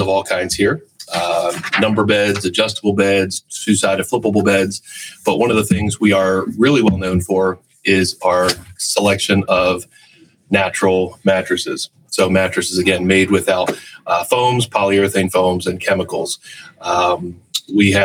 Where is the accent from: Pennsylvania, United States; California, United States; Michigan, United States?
Pennsylvania, United States; Boyertown; my hometown of Boyertown